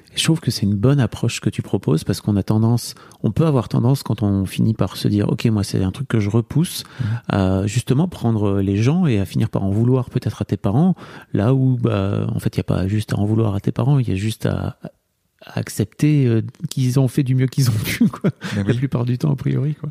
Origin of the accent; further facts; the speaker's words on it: the North, Hauts-de-France, France; je viens de là, moi. Hein, tu vois, je viens du Nord